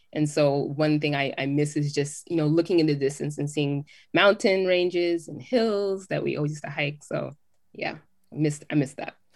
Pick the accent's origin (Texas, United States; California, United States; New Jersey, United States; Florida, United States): California, United States; Southern; moved away as an adult; also born or lived in Jamaica; now in Atlanta, United States; growing up in Southern California